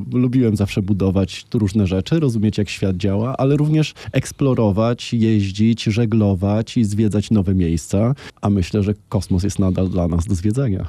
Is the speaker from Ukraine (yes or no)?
no; Łódź, Łódź Voivodeship, Poland; born or raised there